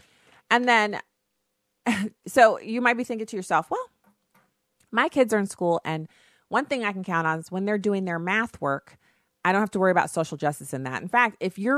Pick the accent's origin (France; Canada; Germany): Germany; You know, as someone who I grew up in Germany, and there's nothing like seeing the change in attitude on someone's face when they realize you're an American